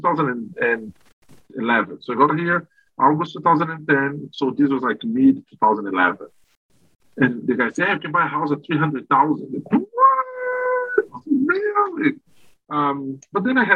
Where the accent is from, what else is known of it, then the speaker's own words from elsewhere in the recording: Brazil; moved away as an adult; now in Canada; I am originally from Brazil, moved to Canada in 2010